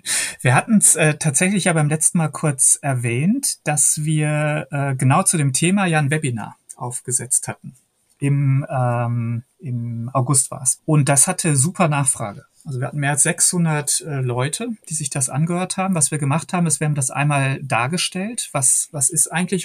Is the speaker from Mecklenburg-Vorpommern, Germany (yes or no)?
no; Hagen, North Rhine-Westphalia, Germany; moved away; Ich stamme ja aus Hagen in Westfalen